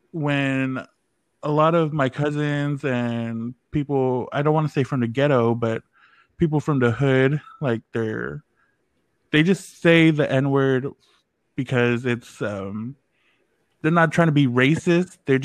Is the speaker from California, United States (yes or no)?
yes; Oakland, California, United States; moved away; I grew up in Oakland, California, which is a little more hood than you guys.